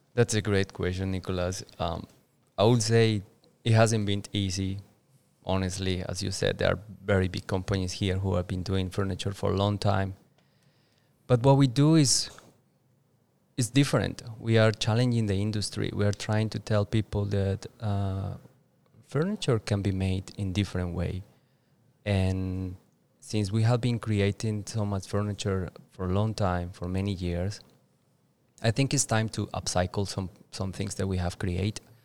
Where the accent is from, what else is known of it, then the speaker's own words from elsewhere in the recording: Duitama, Boyacá, Colombia; English is a second language; moved away as an adult; now in Bali, Indonesia; my hometown, with Duitama.